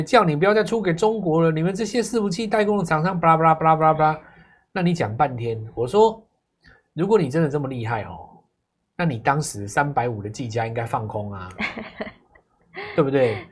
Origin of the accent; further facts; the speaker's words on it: Taiwan; 我们台湾人